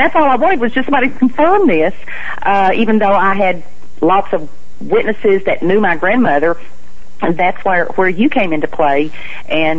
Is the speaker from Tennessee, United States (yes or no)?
yes; Athens, Tennessee, United States; moved away as an adult; now in Florida, United States; my hometown of Athens, Tennessee